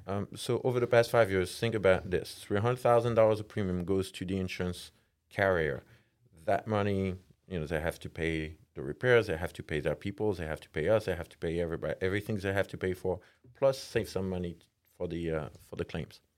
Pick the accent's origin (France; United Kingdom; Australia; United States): France; English is a second language; moved away as an adult; I'm from France. moved here about, like, uh, fifteen years ago